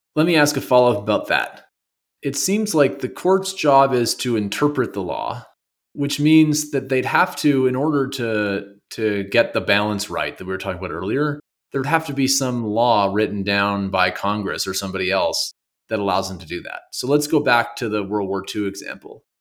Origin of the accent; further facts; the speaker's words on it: Canada; now in United States; I'm from Canada